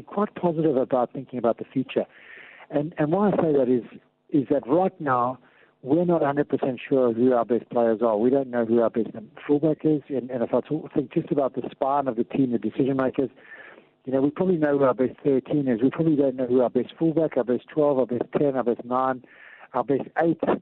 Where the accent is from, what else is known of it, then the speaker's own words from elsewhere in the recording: South Africa; as South African rugby fans